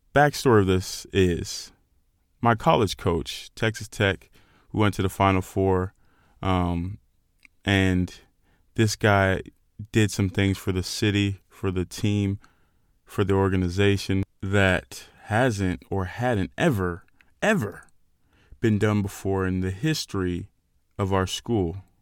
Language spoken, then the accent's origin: English; Nigeria; As a Nigerian, we're very proud, very proud people